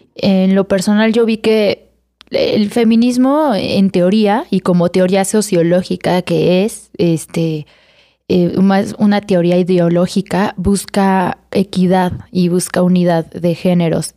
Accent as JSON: {"language": "Spanish", "town": "Irapuato", "region": "Guanajuato", "country": "Mexico", "said": "Irapuato, Guanajuato"}